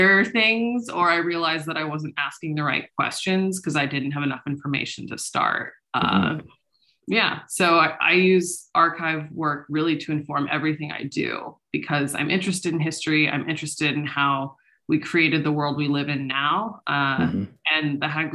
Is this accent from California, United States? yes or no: yes; Silicon Valley, California, United States; I'm from California. I'm from Silicon Valley